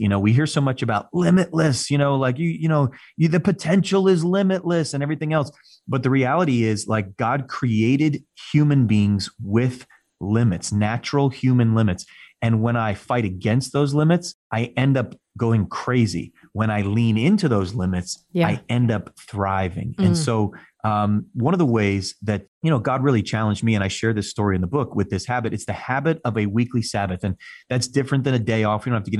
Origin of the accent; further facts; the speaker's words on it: Northeast, United States; I mean, I'm from the Northeast, you know, we're right between New York City and Boston. Everybody walks, talks, drives, moves fast. That's how we do things.